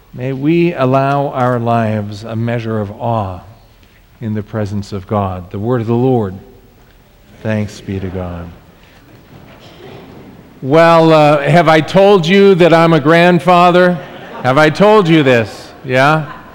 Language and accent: English; Southern California, United States; I'm from Southern California